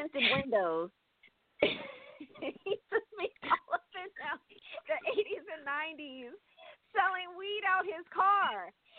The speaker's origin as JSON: {"language": "English", "town": "Oakland", "region": "California", "country": "United States", "tie": "born or raised there", "said": "I mean, I grew up in Oakland, but my parents pretty much, they sheltered me."}